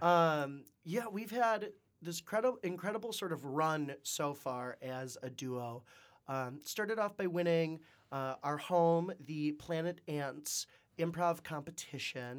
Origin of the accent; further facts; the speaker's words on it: Wisconsin, United States; moved away as an adult; also born or lived in Nebraska / China; now in Detroit, United States; I'm originally from Shaniqua, Wisconsin